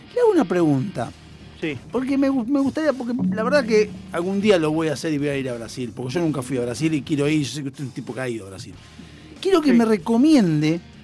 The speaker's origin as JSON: {"language": "Spanish", "country": "Argentina", "said": "nosotros por cuestión de distancia estamos en el culo del mundo, o sea, somos el país más austral del mundo"}